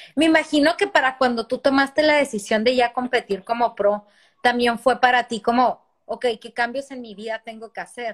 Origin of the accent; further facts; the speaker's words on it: Ciudad Juárez, Chihuahua, Mexico; Quique y yo somos de Ciudad Juárez y estábamos en el mismo equipo de natación desde muy chicos